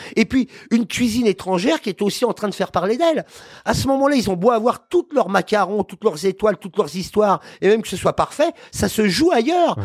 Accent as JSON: {"language": "French", "town": "Paris", "region": "Île-de-France", "country": "France", "said": "Je suis parisien déjà"}